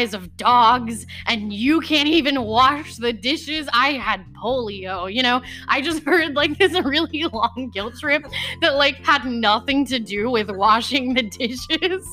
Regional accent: United States; living here in America

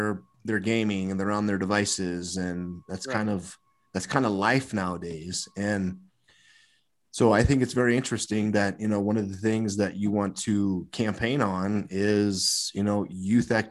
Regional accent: Seward, United States; growing up in Seward when you're teenagers

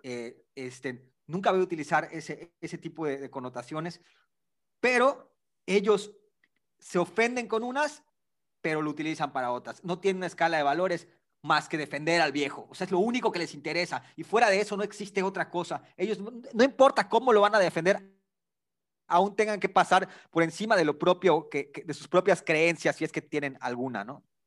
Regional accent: Yucatán, Mexico; mi acento chistoso, pues yo soy de Yucatán

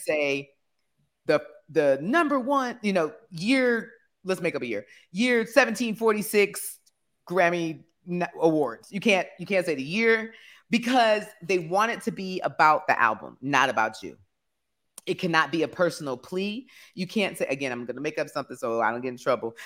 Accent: Detroit, Michigan, United States; also born or lived in Norfolk; now in Atlanta, United States; I grew up in Detroit

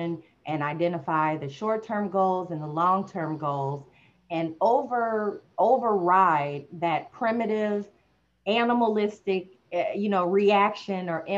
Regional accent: St. Louis, Missouri, United States; I'm from St. Louis. I was a kid in those same streets

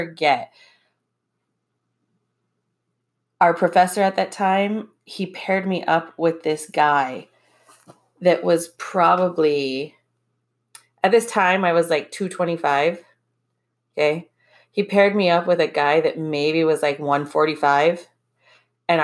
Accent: Hawaii, United States; also born or lived in Michigan; we're from Hawaii

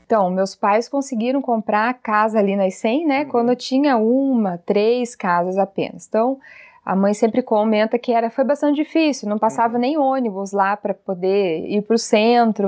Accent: Telêmaco Borba, Paraná, Brazil; nasci e vivo aqui em Telemaco Borba, né? A cidade do papel, a cidade da Clabin do Paraná

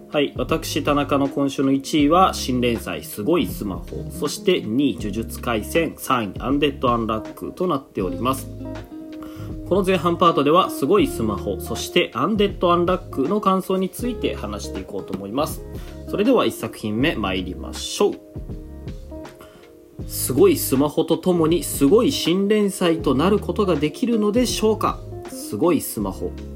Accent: Yamaguchi, Japan; moved away; 俺の家の方に実家の方に山口県なんだけど

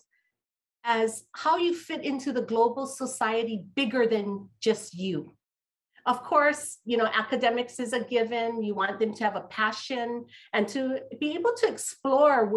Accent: Honolulu, Hawaii, United States; A local girl born and raised in Honolulu, Hawaii

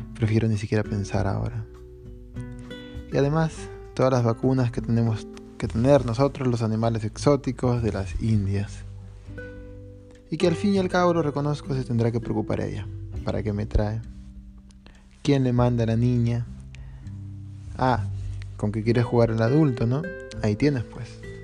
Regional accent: Peru; moved away; yo desde que me fui de Perú

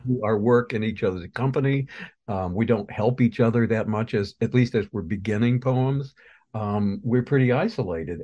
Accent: Missouri, United States; moved away as an adult; now in Ohio, United States; I've been in Ohio for longer than I've been, or longer than I lived in my home state of Missouri.

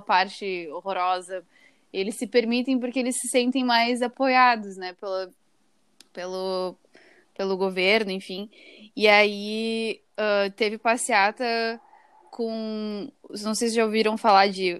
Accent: Porto Alegre, Rio Grande do Sul, Brazil; moved away as an adult; now in Boston, United States; eu sou de Porto Alegre, né? Eu, e eu já tô morando aqui há cinco anos em Boston

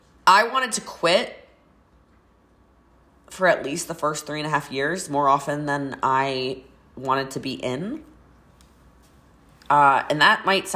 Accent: Maryland, United States; now in Texas, United States; Yes, I am from Frederick County, Maryland originally. I've lived in Texas for 4 years.

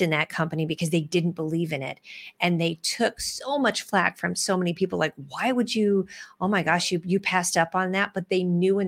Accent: Midwest, United States; I'm a Midwesterner

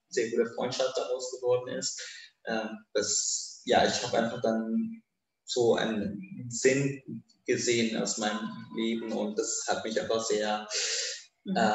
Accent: Kurdistan Region, Iraq; now in Germany; Während meiner Kindheit in Irak-Kurdistan, ähm, während mein, meiner Kindheit in Irak-Kurdistan hatte ich einen hatte ich mir nicht viel Gedanken über Homosexualität gemacht.

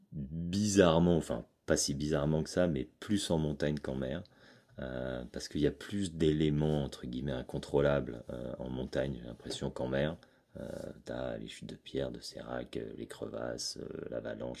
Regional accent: Chamonix, Auvergne-Rhône-Alpes, France; C'est ici que j'ai grandi. Je suis né à Chamonix et, euh, et c'est encore ici que je vis.

